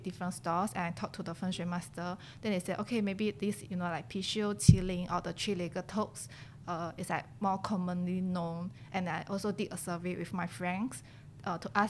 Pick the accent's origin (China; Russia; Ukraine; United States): China; now in Singapore; I grew up in China since young. Then after that, I moved to Singapore.